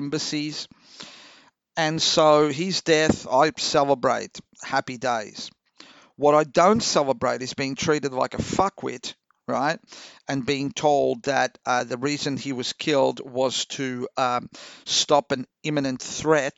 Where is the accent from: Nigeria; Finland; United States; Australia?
Australia